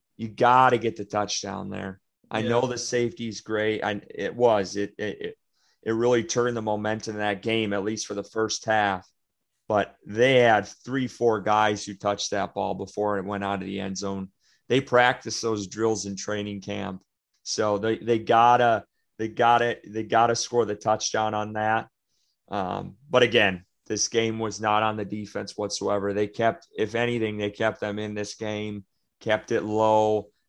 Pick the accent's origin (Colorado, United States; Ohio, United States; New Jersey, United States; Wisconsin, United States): Wisconsin, United States; Green Bay; because I came from Wisconsin and Green Bay, and Lambeau Field, you never get this.